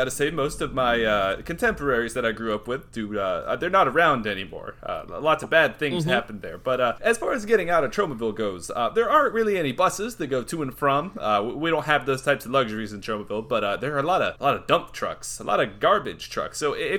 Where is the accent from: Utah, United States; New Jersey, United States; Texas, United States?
New Jersey, United States; I am actually not from New York City. I am from New Jersey.